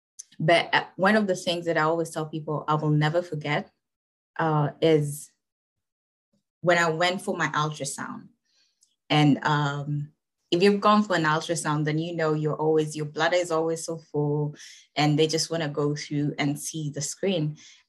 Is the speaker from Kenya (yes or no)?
yes; Kenya; I am from Kenya, East Africa